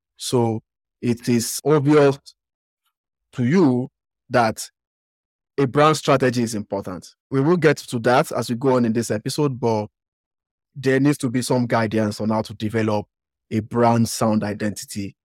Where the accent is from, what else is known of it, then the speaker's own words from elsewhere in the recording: Nigeria; accent: Western African; me coming from Nigeria